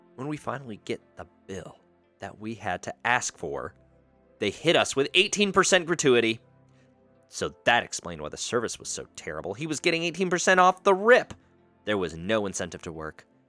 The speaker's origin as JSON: {"language": "English", "town": "Sumter", "region": "South Carolina", "country": "United States", "tie": "born or raised there", "said": "I grew up in Sumter"}